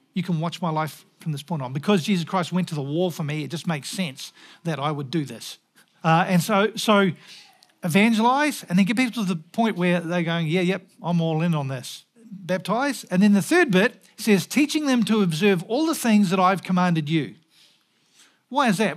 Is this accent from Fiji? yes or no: no; New Zealand; moved away; also born or lived in Scotland; as a Kiwi